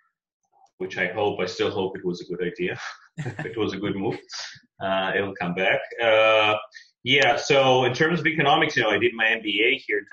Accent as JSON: {"language": "English", "country": "Russia", "tie": "born or raised there", "moved": "yes", "lives_now": "Israel", "said": "I was born in Russia"}